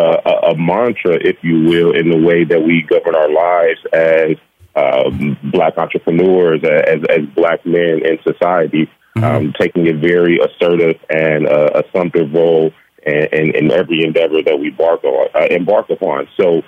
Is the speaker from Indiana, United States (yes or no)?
yes; Gary, Indiana, United States; As you mentioned, we are born and raised in Gary, Indiana. We actually grew up a rock's throw from each other on the same block